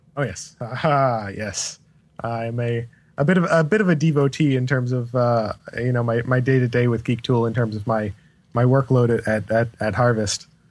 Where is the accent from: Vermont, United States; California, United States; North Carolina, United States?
Vermont, United States; moved away; I spent some time growing up in Vermont